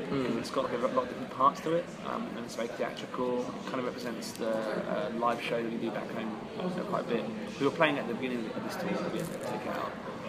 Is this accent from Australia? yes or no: no; Southampton, South East England, United Kingdom